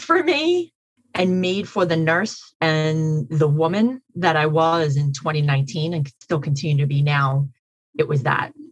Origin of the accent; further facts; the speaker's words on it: New York City, New York, United States; so I'm from Queens County